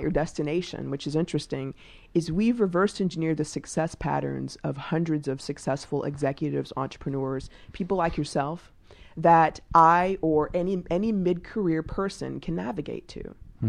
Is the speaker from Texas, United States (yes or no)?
yes; Texas, United States; I'm actually from Texas originally.